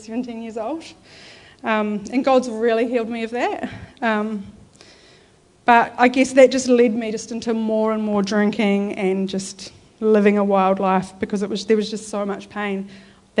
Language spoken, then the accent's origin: English; Christchurch, Canterbury, New Zealand; So I grew up in Christchurch in a non-believing family.